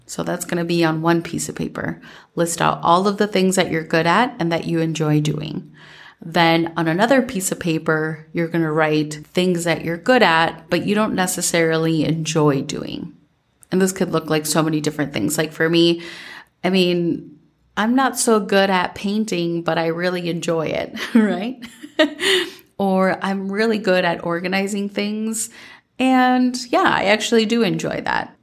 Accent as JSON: {"language": "English", "region": "Minnesota", "country": "United States", "tie": "born or raised there", "said": "growing up in Minnesota"}